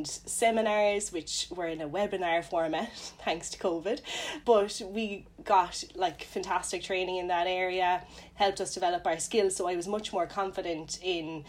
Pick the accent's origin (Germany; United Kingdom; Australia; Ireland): Ireland; Cork, Munster; I'm from Cork originally